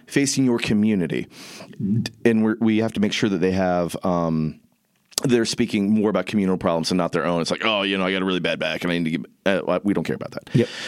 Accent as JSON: {"language": "English", "region": "Southern Indiana", "country": "United States", "tie": "born or raised there", "moved": "yes", "said": "I grew up in Indiana"}